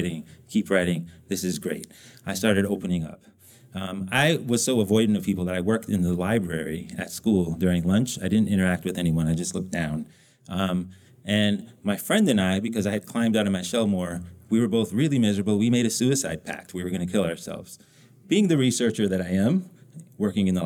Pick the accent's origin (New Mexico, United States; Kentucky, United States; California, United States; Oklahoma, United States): New Mexico, United States; I grew up in New Mexico